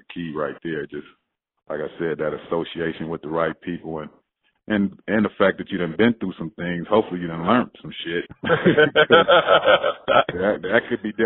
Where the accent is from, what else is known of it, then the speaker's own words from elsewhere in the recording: Monrovia, California, United States; I grew up in Monrovia, man. It's gangs, it's drugs, all that was involved in my city